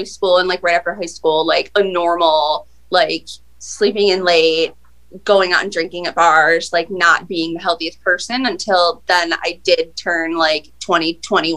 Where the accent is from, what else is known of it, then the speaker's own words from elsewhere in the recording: Buffalo, New York, United States; I'm from Buffalo. I am a personal trainer. I've been a personal trainer here for like 11 years